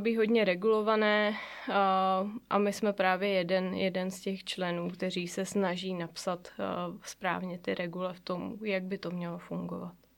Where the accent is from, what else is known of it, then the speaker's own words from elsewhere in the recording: Mariánské Lázně, Karlovy Vary Region, Czechia; now in Prague, Czechia; já vlastně pocházím přímo tady z Mariánských lázních. V Mariánských lázních jsem se narodila